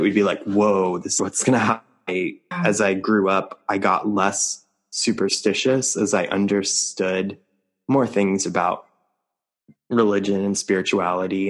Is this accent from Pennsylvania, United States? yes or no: no; New Mexico, United States; moved away; also born or lived in New York City; I grew up in New Mexico, and it wasn't until I moved to New York City